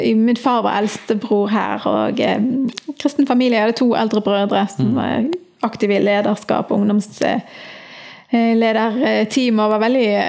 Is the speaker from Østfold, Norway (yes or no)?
no; Bergen, Vestland, Norway; also born or lived in Florø / United States / Argentina; Jeg er født i Florø, men jeg er vokst opp i Bergen